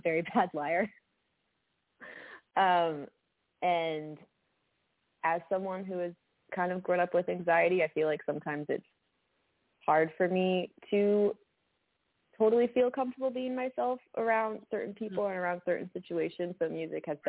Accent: Boston, Massachusetts, United States; moved away as an adult; now in Nashville, United States; We grew up in Boston

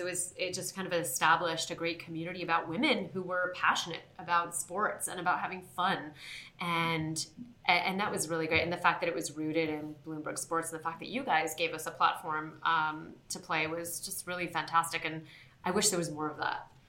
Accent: Southern California, United States; born or raised there; moved away as an adult; also born or lived in Queens, New York

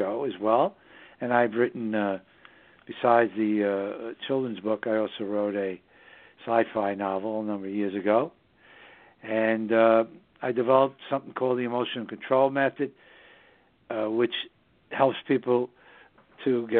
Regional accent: New York City, New York, United States; now in southern Hudson Valley, United States; New York City, my hometown

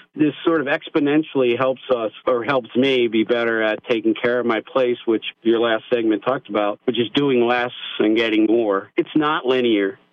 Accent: United States; growing up in America not being big on math

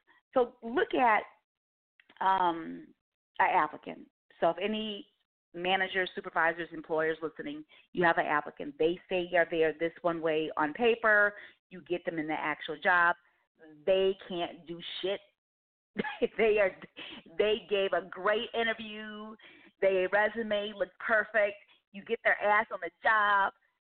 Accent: Chicago, Illinois, United States; moved away as an adult; also born or lived in Atlanta, Georgia; I grew up in the Chicagoland area and graduated from NIU, which is Northern Illinois University

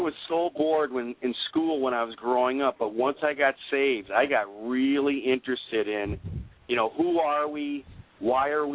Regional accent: Minnesota, United States; also born or lived in Europe; I grew up in Minnesota

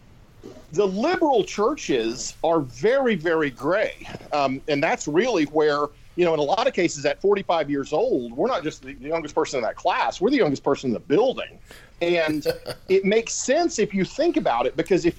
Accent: Louisiana, United States; now in Texas, United States; I grew up in Louisiana

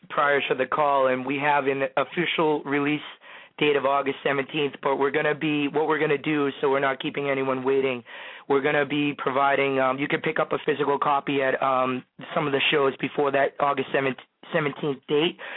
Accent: New Hampshire, United States; I'm from New Hampshire.

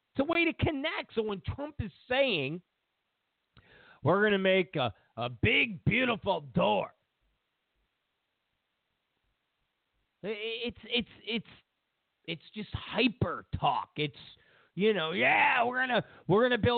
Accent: New York, United States; I'm from New York

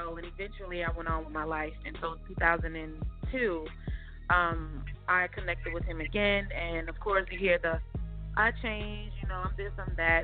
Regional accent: New York City, New York, United States; also born or lived in Georgia; now in Atlanta, United States; I was born and raised in Brooklyn, New York, by way of Georgia, so I'm actually near Atlanta, Georgia now. That's where I reside

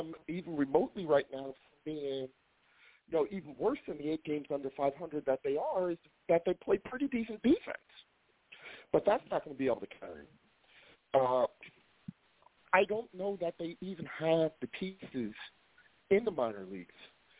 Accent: Philadelphia, Pennsylvania, United States

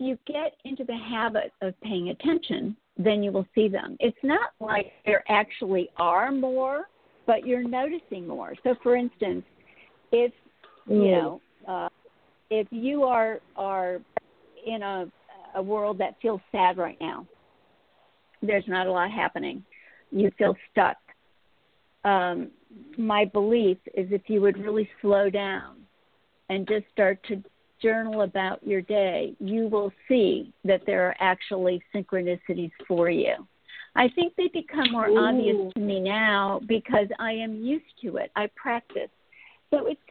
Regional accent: St. Louis, Missouri, United States; I'd been born and bred in St. Louis

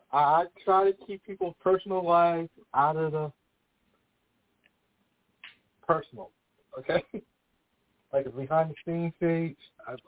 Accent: Charlotte, North Carolina, United States; me, I'm from Charlotte.

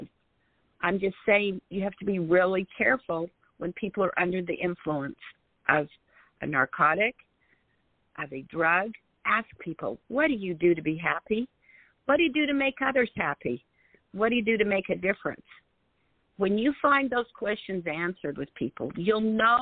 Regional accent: Salt Lake City, Utah, United States; moved away as an adult; also born or lived in New Jersey; I grew up in Salt Lake City, Utah

